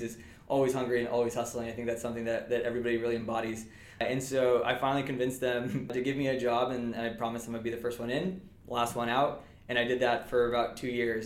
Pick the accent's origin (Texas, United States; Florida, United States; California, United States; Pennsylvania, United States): California, United States; Southern; moved away as an adult; also born or lived in Massachusetts; I'm originally from Southern California